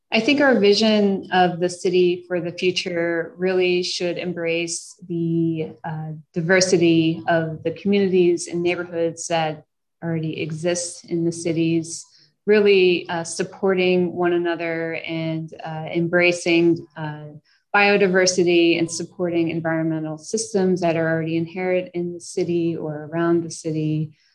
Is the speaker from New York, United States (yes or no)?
yes; New York City, New York, United States; moved away as an adult; I'm originally from New York and uh, have lived in cities all over. And I, I continue to come back home